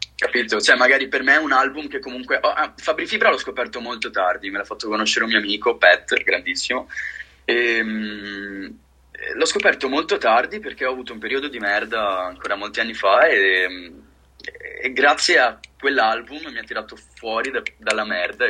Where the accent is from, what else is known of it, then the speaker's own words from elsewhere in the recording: near Venice, Veneto, Italy; Io sono di Venezia, vicino a Venezia.